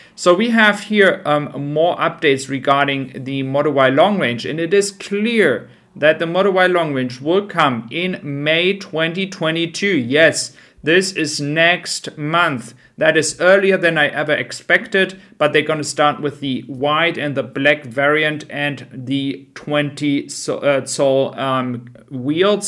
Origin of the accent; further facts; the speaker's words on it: Germany; I am from Germany